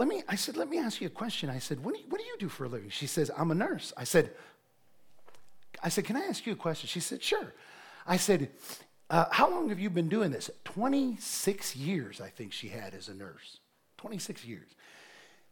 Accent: Ohio, United States; moved away; I was preaching in Ohio. Sheree and I were there at a church in my hometown

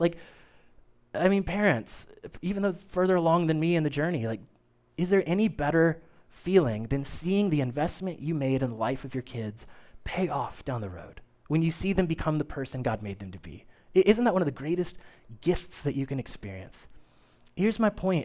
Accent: Kokomo, Indiana, United States; I grew up in the United Methodist Church, uh, Main Street United Methodist in Kokomo, Indiana. It's still there

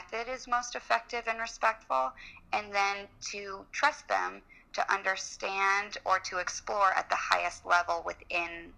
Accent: Los Angeles, California, United States; moved away as an adult; also born or lived in New Orleans; now in Washington, D.C., United States; I grew up in Los Angeles, and I went to college in New Orleans.

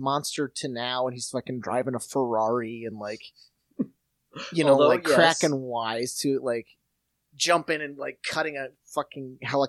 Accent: Watertown, South Dakota, United States; We grew up in South Dakota.

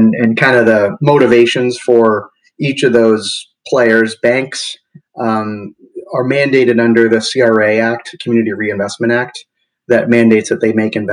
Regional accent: Massachusetts, United States; moved away as an adult; also born or lived in Midwest; now in Oakland, United States; I grew up in the East Coast, Massachusetts, and made my way slowly west.

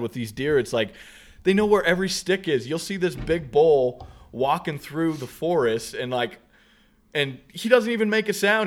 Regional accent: Southeast Idaho, United States; we're from Southeast Idaho

